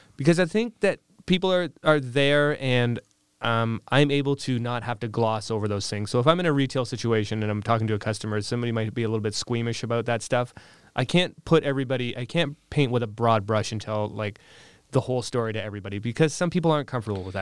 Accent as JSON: {"language": "English", "town": "Windsor", "region": "Ontario", "country": "Canada", "said": "I'm originally from the Windsor area"}